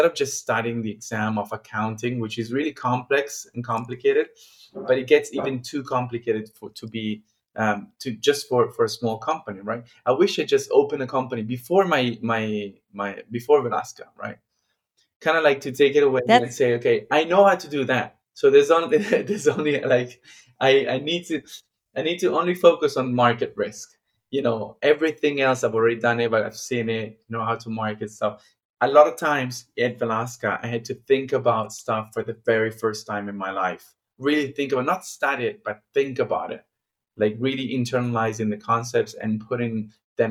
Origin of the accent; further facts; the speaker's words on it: Milan, Lombardy, Italy; I'm from Milan